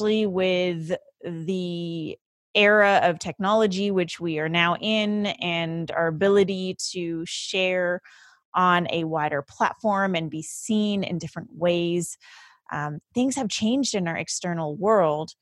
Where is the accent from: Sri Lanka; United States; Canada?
Canada; Vancouver, British Columbia; currently residing in my hometown of Vancouver, BC